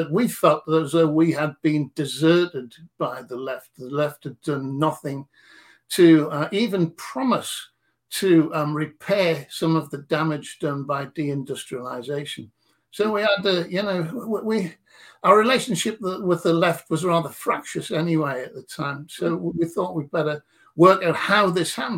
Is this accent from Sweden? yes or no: no; Newcastle upon Tyne, North East England, United Kingdom; also born or lived in Consett; I'm from Newcastle